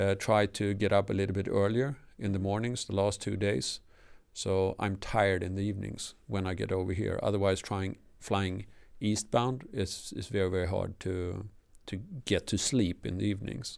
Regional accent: Sweden; first language Swedish; English is a second language; moved away

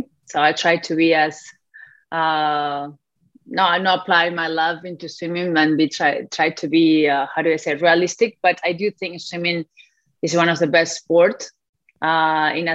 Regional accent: Argentina; first language Spanish; English is a second language; moved away as an adult; also born or lived in Alabama, United States; now in United States; I come from Argentina, where soccer is like a religion

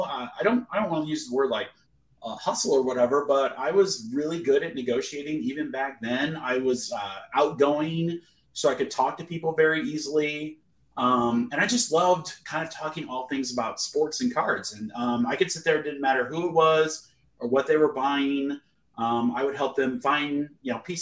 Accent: Iowa, United States; I grew up in Iowa, so I'm a huge Hawkeye fan

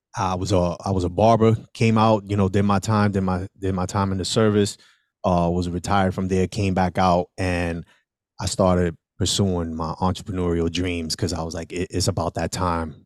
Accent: New York City, New York, United States; I am originally from the South Bronx. I was born and raised on a one hundred fifty-sixth Street

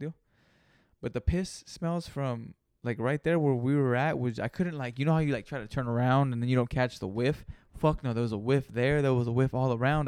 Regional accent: Greenfield, California, United States; I'm not from Frisco. I'm from Greenfield, California

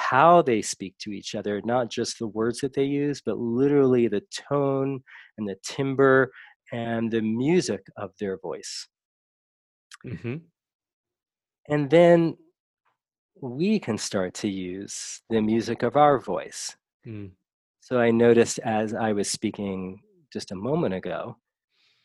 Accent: New York, United States; I grew up in New York. My father was from the Bronx and my mother was from Brooklyn

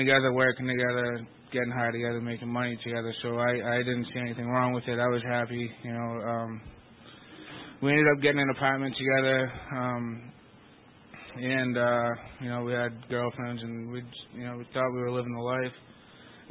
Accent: Lowell, Massachusetts, United States; I'm from Lowell, Massachusetts

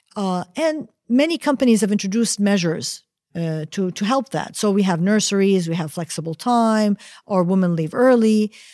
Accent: United States; first language Arabic and English; moved away; I grew up in the United States as a child, but my mother insisted that we spoke Arabic at home and only Arabic at home

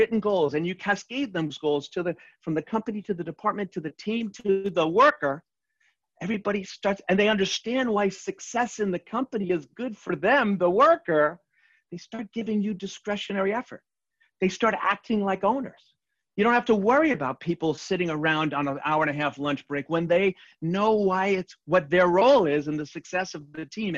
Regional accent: New York City, New York, United States; I'm from Queens

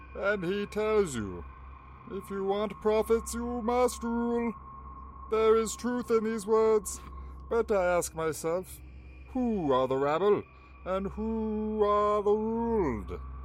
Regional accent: Canada; we're Canadian

